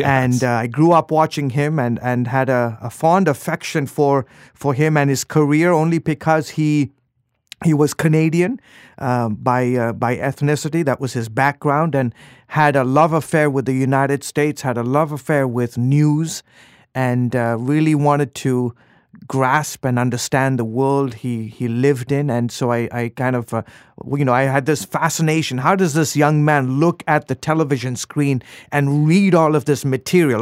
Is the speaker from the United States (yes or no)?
no; Lusaka, Lusaka Province, Zambia; moved away; also born or lived in Dar es Salaam, Tanzania; I moved when I was three years old. I moved to the capital